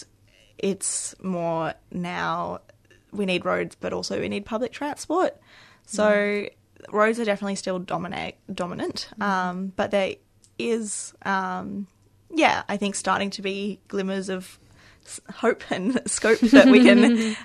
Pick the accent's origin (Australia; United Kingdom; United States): Australia; Canberra, Australian Capital Territory; moved away as an adult; now in Melbourne, Australia; I am originally from Canberra and I worked in bike advocacy there